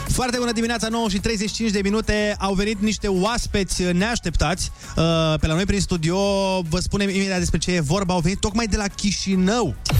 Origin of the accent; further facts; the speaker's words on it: Suceava, Suceava County, Romania; now in Bucharest, Romania; Eu vin din Suceava, unde la noi e cu credință, e cu mănăstiri, cu biserici, e Bucovina